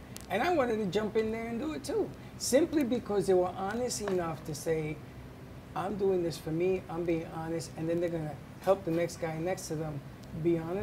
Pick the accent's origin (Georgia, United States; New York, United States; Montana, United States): New York, United States; New York City; I grew up in the Bronx